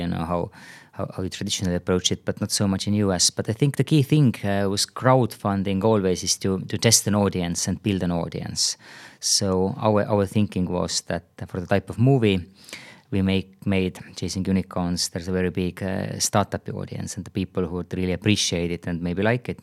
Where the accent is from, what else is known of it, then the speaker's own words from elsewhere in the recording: Tartu, Tartu County, Estonia; also born or lived in San Francisco Bay Area; now in Tallinn, Estonia; I'm originally from Tartu